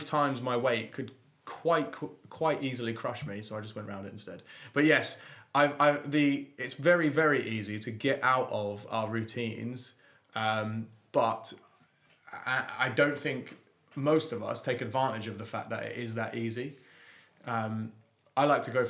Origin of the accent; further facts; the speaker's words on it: London, United Kingdom; I'm from London